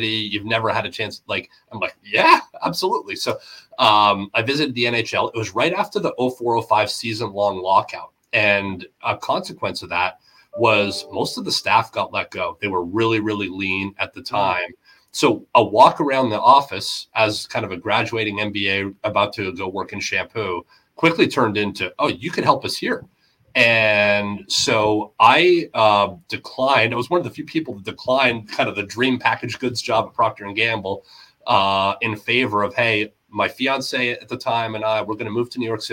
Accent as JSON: {"language": "English", "region": "Ontario", "country": "Canada", "moved": "yes", "lives_now": "Portland, United States", "said": "I'm from the East Coast, from Ontario, but I've been in the U.S. a long time."}